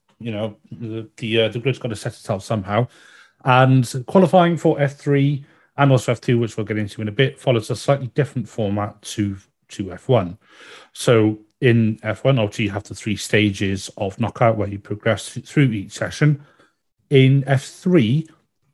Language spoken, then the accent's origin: English; United Kingdom; being a Brit